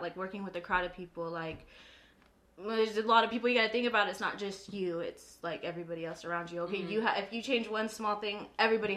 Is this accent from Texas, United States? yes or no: yes; Aransas, Texas, United States; I'm from Aransas